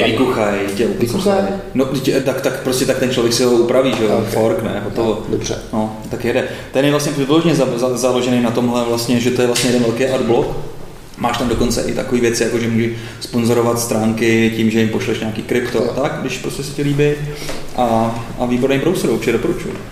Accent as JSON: {"language": "Czech", "region": "Bohemia", "country": "Czechia", "said": "tady u nás v Čechách"}